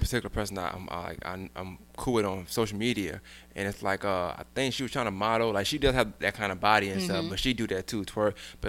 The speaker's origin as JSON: {"language": "English", "town": "New York City", "region": "New York", "country": "United States", "said": "I'm from Brooklyn."}